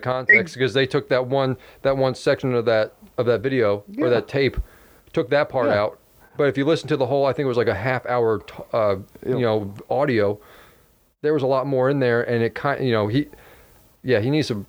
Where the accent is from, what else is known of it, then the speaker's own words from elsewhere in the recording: New York, United States; yeah, I'm just as Mexican as he is. I grew up in New York.